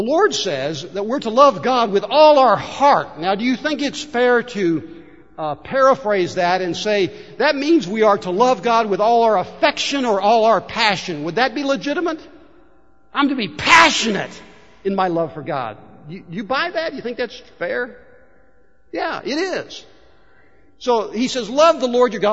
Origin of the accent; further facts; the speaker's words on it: Warsaw, United States; Growing up in First Baptist Church of Warsaw